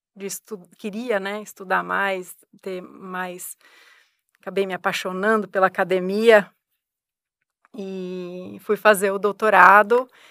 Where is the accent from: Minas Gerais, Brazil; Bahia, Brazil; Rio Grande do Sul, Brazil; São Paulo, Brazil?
São Paulo, Brazil; hometown near; moved away as an adult; now in Ribeirão Preto, Brazil; eu não sou daqui de Ribeirão, né? Eu vim para fazer faculdade aqui em Ribeirão e eu sempre tinha a ideia de voltar para minha cidade natal, que é próxima a São Paulo